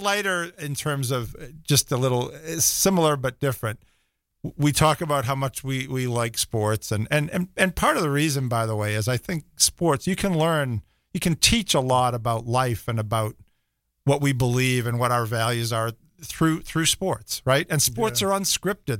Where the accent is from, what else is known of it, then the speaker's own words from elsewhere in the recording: Rockport, Massachusetts, United States; moved away; I grew up in a little town called Rockport, north of Boston.